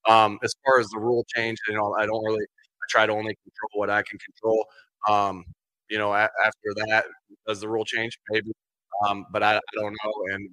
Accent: Jamestown, New York, United States; because it's the moment that I remember most as a kid growing up near Jamestown, York, near the Buffalo area.

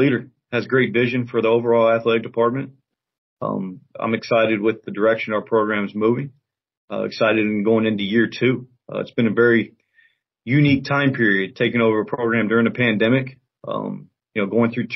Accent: Houston, Texas, United States; moved away as an adult; also born or lived in Cleveland, Ohio; now in Statesboro, United States; I was born and raised in Houston

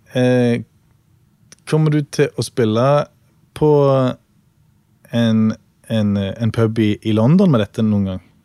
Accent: Norway; vi er fra Norge

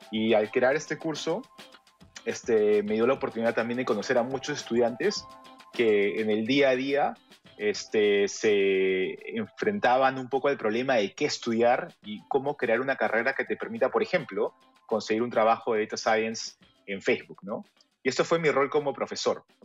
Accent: Peru; now in Paris, France; soy peruano, al igual que Víctor

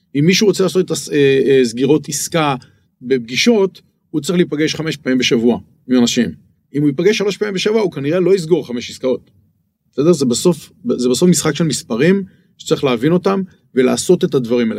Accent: Israel; now in Bangkok, Thailand

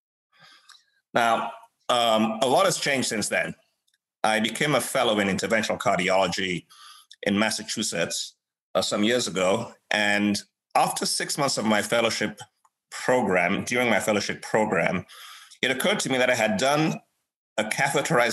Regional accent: Nigeria; moved away; Nigeria, my home country

